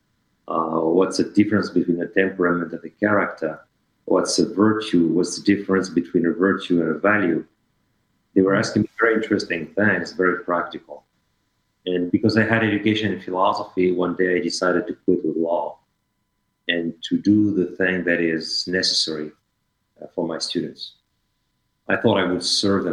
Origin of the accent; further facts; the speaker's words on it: France; English is a second language; moved away as an adult; also born or lived in Paris / Strasbourg / Helsinki, Finland; I am from France, but I left France when I was 27